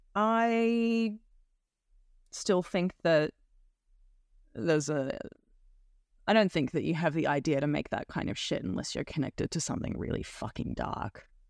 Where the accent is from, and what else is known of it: Australia